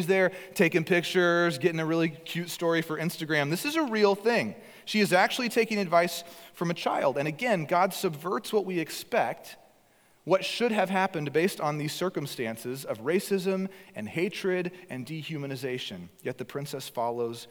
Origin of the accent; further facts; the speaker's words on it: Northeast Texas, United States; moved away as an adult; also born or lived in Kentucky / Alaska; I was raised in Northeast Texas. That's where I was born. That's where I grew up. I graduated high school there.